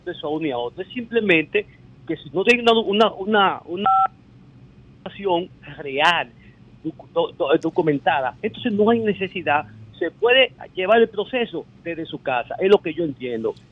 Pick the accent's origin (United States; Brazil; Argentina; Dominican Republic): Dominican Republic; nosotros como dominicanos